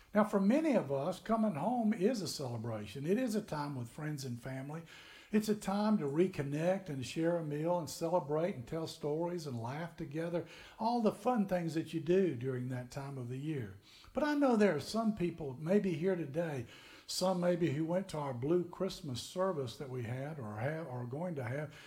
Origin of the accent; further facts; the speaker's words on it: Tennessee, United States; moved away as an adult; also born or lived in Florida; we grew up in Tennessee